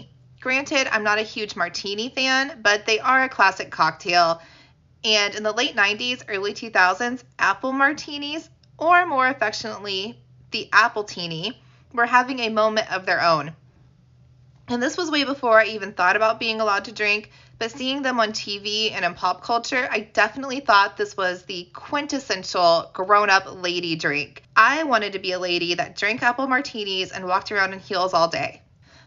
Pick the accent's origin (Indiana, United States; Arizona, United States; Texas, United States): Indiana, United States; my home state of Indiana